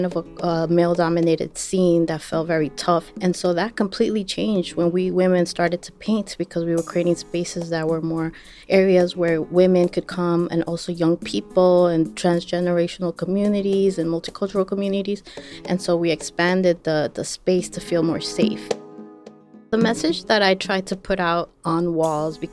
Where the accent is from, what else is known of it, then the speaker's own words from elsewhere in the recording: New York City, New York, United States; also born or lived in Ecuador; I was born in Ecuador, but I grew up in Queens, New York.